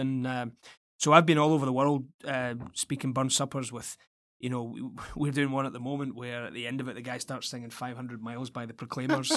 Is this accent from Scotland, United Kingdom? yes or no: yes; Scotland, United Kingdom; moved away; being a Scot, a homesick Scot away from home